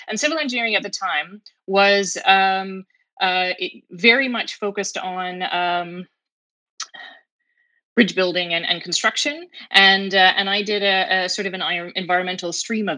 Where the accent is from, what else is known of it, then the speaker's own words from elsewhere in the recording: Fredericton, New Brunswick, Canada; also born or lived in Boston; now in Halifax, Canada; I grew up on a hobby farm, a sheep farm, just outside of Fredericton, New Brunswick.